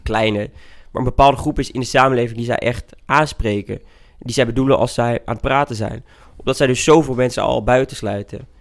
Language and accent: Dutch; Twente, Overijssel, Netherlands; now in Utrecht, Netherlands; ik woon dus in Utrecht, maar ik voel me meer tukker dan dat ik me Nederlander voel